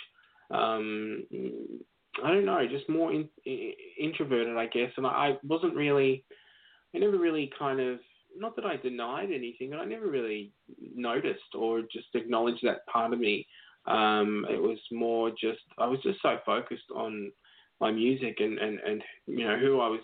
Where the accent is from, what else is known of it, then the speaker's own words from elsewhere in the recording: Melbourne, Victoria, Australia; I grew up in Melbourne, where I am now.